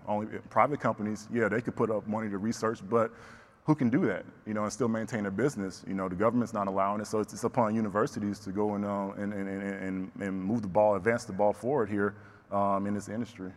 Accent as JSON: {"language": "English", "region": "the South", "country": "United States", "tie": "born or raised there", "said": "growing up in the South, Bible Belt"}